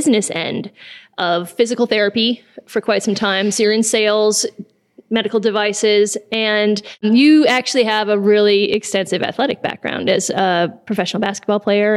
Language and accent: English; Wisconsin, United States; moved away; also born or lived in California; I lived there for 18 years, but I grew up here in Wisconsin.